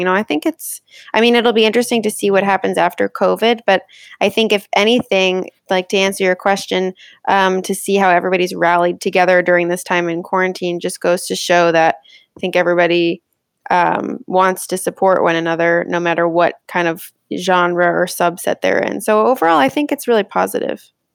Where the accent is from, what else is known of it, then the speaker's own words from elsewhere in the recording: Connecticut, United States; moved away; also born or lived in Rochester; growing up in Connecticut, like, I was able to come into the city a bunch